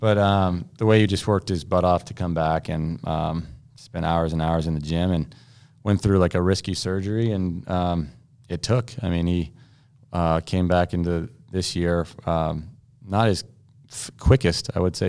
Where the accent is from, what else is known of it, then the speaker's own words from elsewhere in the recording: United States; being an American